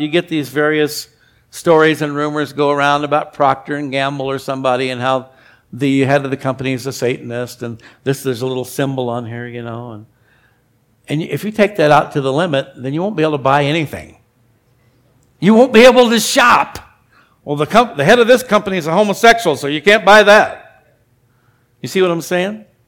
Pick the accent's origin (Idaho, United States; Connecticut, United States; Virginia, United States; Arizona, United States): Arizona, United States; when I was a kid, I grew up in Arizona